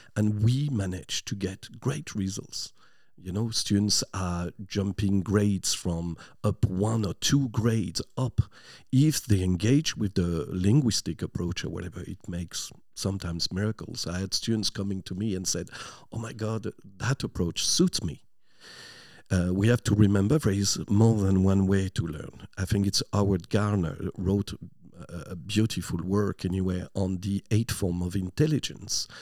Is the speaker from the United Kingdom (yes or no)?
no; near Lille, Flanders, Hauts-de-France, France; English is a second language; moved away as an adult; now in Ireland; I'm from a small town, uh, just close to Lille.